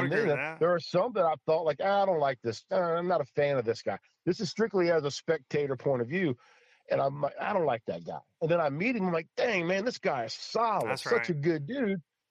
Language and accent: English; White Oak, Maryland, United States; I've got here in White Oak, it's a small little, like it's a commercial fisherman area where I grew up at on the Potomac River.